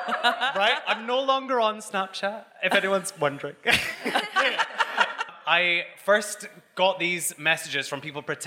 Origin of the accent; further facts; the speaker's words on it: Scotland, United Kingdom; now in London, United Kingdom; obviously I'm Scottish